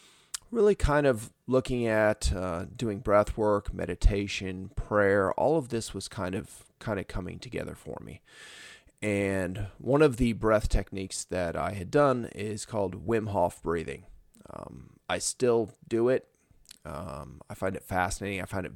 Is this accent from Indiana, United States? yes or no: yes; Indiana, United States; I'm from Northern Indiana, so we called it pop.